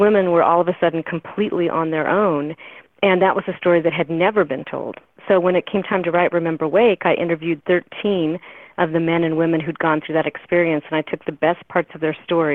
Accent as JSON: {"language": "English", "town": "Boise", "region": "Idaho", "country": "United States", "tie": "born or raised there", "said": "I was born and raised in Boise, Idaho"}